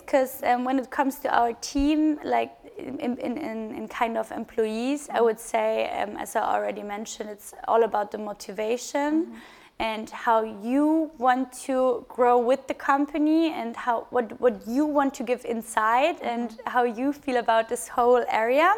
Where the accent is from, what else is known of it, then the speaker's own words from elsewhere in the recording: Bavaria, Germany; my co-founder Christian and and me, we are from Bavaria